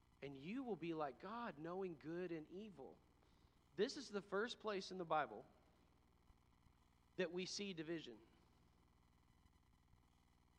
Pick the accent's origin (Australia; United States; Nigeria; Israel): United States; Texas; I'm from Texas